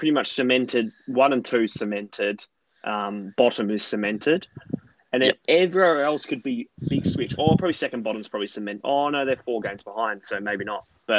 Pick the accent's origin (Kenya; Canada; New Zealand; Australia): Australia; Perth, Western Australia; we're in from Perth